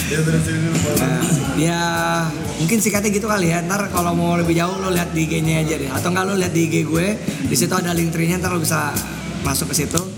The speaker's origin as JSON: {"language": "Indonesian", "region": "Jakarta", "country": "Indonesia", "tie": "born or raised there", "also_born_or_lived": "Padang (family)", "said": "gue dari TK di Al Azhar, Al Azhar Pusat ya. ya oh. ya sampai SMA"}